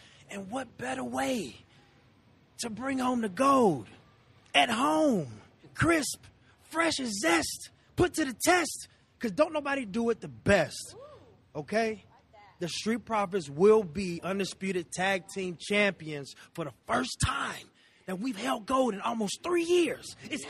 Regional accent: Chicago, Illinois, United States; my hometown, Chicago, Illinois.

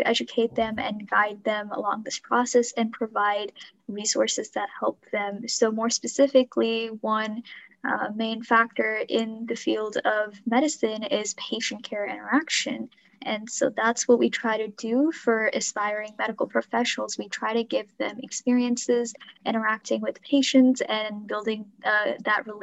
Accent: Bay Area, California, United States; we are rising juniors from the Bay Area, California

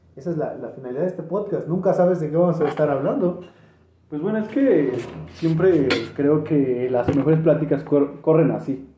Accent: State of Mexico, Mexico; Cuando radicas, radicas en el Estado de México

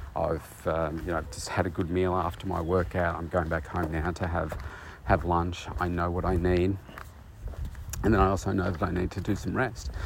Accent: Bendigo, Victoria, Australia; moved away as an adult; my hometown of, of Bendigo, which is a couple of hours from where I live now

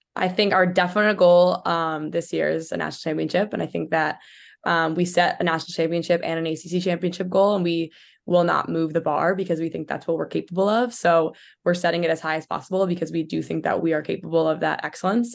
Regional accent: Port Chester, New York, United States; I'm from Portchester, New York

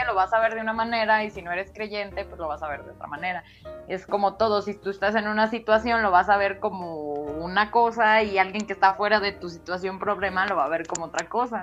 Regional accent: San Juan de los Lagos, Jalisco, Mexico; el lugar de donde yo soy, o sea, de aquí de San Juan

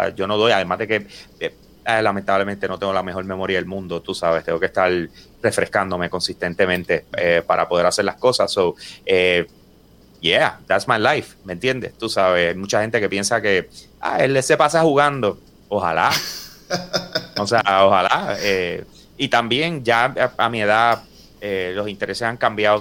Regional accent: Puerto Rico; nosotros somos puertorriqueños

